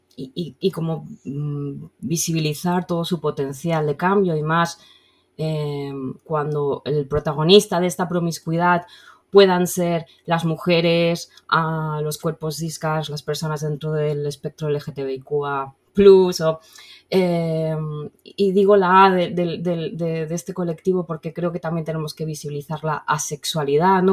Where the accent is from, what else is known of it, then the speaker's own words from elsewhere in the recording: Valencian Community, Spain; como buena chiqueta valenciana